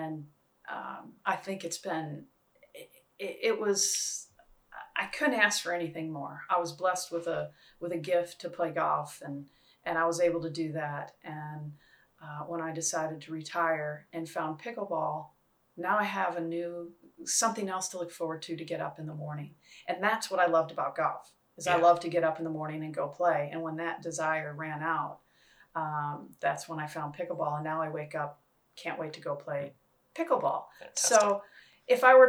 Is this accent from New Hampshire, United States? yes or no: no; Wisconsin, United States; growing up in Wisconsin